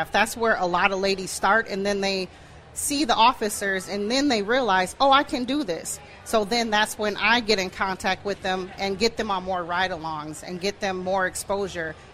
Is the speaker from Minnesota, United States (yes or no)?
yes; Minneapolis, Minnesota, United States; because I'm born and raised in Minneapolis, South Minneapolis